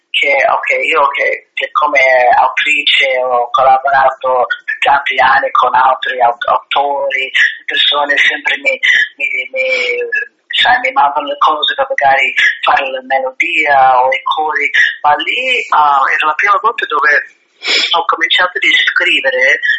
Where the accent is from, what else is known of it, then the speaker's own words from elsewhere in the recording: United States; now in Italy; nella mia terra, negli Stati Uniti.